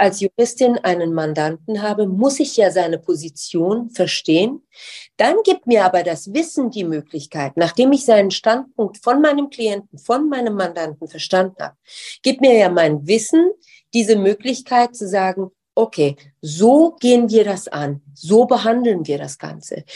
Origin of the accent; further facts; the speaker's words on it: Darmstadt, Hesse, Germany; moved away as an adult; also born or lived in Tehran, Iran / United States / London, United Kingdom; now in Düsseldorf, Germany; ich zum ersten Mal dorthin gezogen wirklich obwohl ich die ganze Zeit halt in den Ferien und so weiter da war, in, in, im schönen Darmstadt